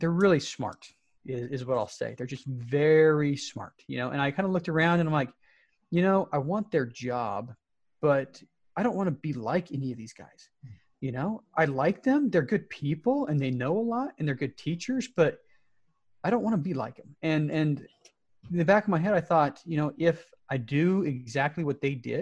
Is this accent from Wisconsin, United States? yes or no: no; Salt Lake City, Utah, United States; moved away as an adult; I was born and raised in the Salt Lake City area